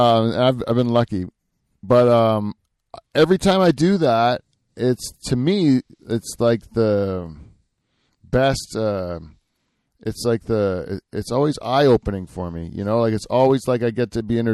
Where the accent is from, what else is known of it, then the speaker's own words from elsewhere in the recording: Norfolk County, Ontario, Canada; I grew up around here in Norfolk County